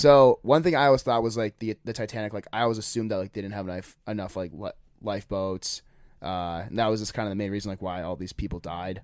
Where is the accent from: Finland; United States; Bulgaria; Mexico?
United States; we're from America